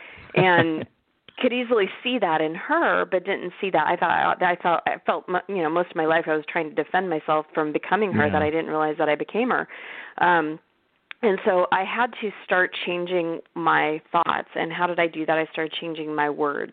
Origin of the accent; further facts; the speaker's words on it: Scottsdale, Arizona, United States; I was, born and raised in Scottsdale, Arizona